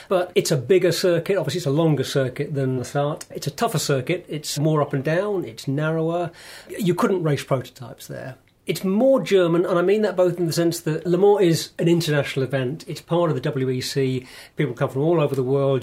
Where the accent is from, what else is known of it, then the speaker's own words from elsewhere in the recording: United Kingdom; as a British male